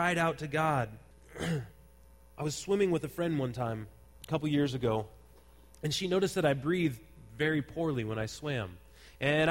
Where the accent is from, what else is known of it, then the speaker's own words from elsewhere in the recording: Santa Cruz, California, United States; I grew up in Santa Cruz, and one of the children's programs that they have in Santa Cruz area is called Junior Lifeguards